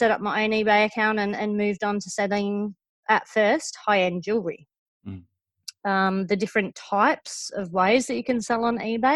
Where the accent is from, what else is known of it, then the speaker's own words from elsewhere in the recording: England, United Kingdom; also born or lived in Western Australia; now in Victoria, Australia; the way that I say auction because I'm from England